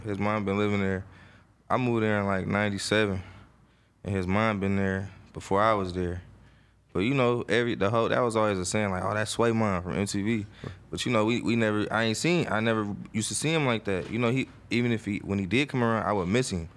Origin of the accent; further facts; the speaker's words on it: Oakland, California, United States; I'm from Oakland, California, East Oakland to be exact. I grew up in a area, a neighborhood called the Murder Depths